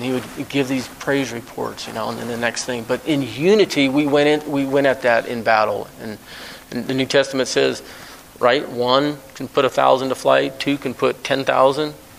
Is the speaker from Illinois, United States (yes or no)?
no; Alaska, United States; moved away; I was raised in Alaska for 30 years.